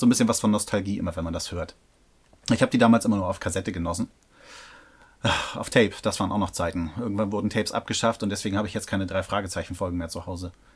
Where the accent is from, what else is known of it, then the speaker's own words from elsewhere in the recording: Hamburg, Germany; Als Hamburger hätte mir sowas nicht passieren dürfen